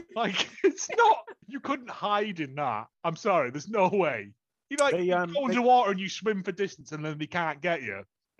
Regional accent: United Kingdom; We're British.

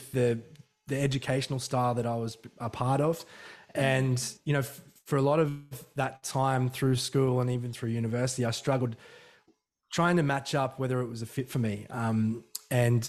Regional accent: Emu Park, Queensland, Australia; I couldn't get away with anything when I was growing up in Emu Park

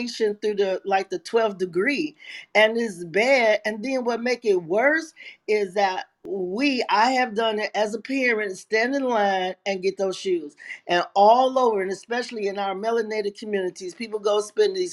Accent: Chicago, Illinois, United States; I'm from Chicago

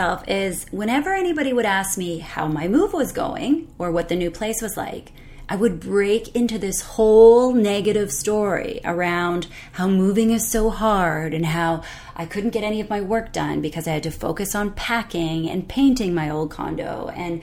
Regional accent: Canada; I'm Canadian

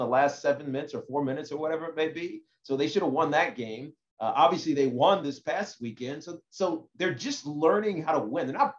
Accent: Southwest Virginia, United States; moved away; I grew up in Southwest Virginia

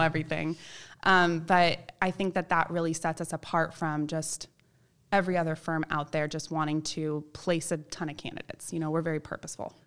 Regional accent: Palos Verdes, California, United States; also born or lived in Chico, California; part of this group called the National Charity League in my hometown in Palos Verdes

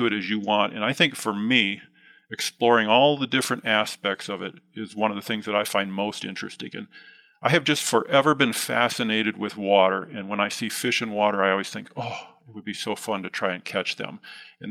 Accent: Midwest, United States; now in West Yellowstone, United States; I grew up mostly in the Midwest

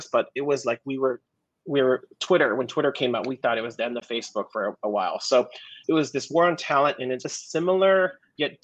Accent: Hawaii, United States; moved away as an adult; growing up in Hawaii

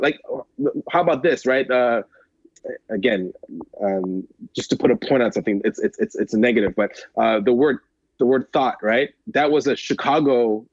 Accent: Montreal, Quebec, Canada; as a Canadian, even though I'm from Montreal

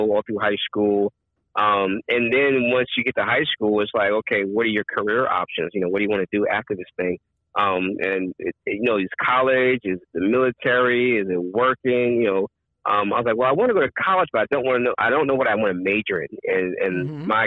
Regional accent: Long Beach, California, United States; also born or lived in San Diego; I grew up in Southern California, Long Beach. I went to elementary school and junior high in Long Beach and high school in San Diego

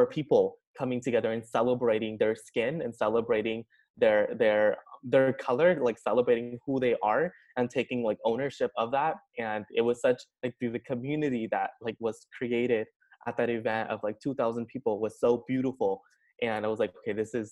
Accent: Sacramento, California, United States; also born or lived in India; now in San Luis Obispo, United States; I came to Cal Poly 2 years ago from Sacramento. That's where like my quote unquote hometown is

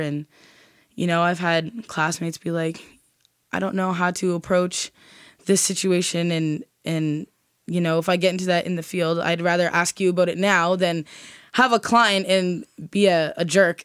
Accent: Nova Scotia, Canada; as a Black person growing up in Nova Scotia

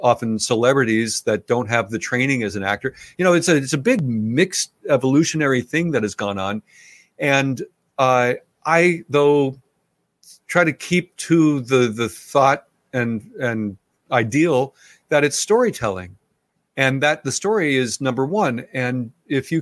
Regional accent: Los Angeles, California, United States; Growing up in Hollywood

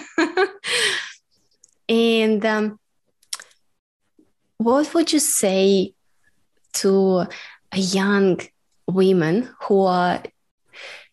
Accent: Russia; English is a second language; now in Melbourne, Australia

